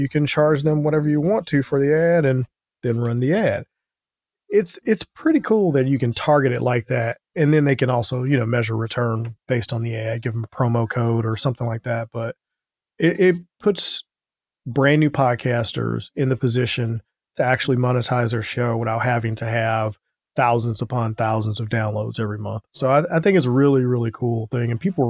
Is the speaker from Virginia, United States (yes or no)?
no; St. Louis, Missouri, United States; people know that we're from St. Louis.